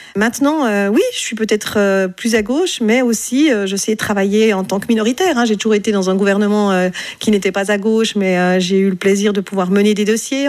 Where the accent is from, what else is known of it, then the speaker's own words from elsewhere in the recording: Romandy, Switzerland; Mon profil, effectivement, il est non seulement roman